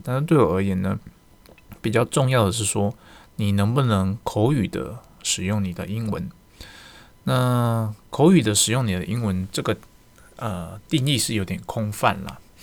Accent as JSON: {"language": "Chinese", "country": "Taiwan", "said": "我们台湾人"}